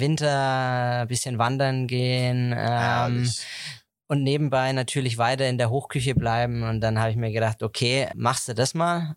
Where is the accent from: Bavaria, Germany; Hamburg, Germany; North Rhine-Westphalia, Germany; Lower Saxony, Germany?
Bavaria, Germany; Heroldsberg; ich komme gebürtig aus Heroldsberg, also mein Elternhaus ist in Heroldsberg